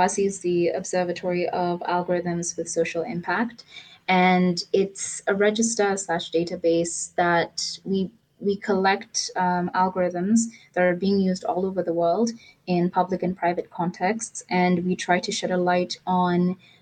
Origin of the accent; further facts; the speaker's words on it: Nairobi, Kenya; I am based in Nairobi, and I'm you know, born, bred and buttered, as my English teacher used to say